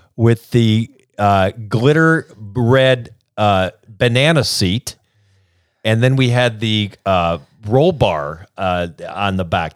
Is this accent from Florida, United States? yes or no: no; South Bend, Indiana, United States; moved away; growing up in South Bend, Indiana, with a very normal nuclear family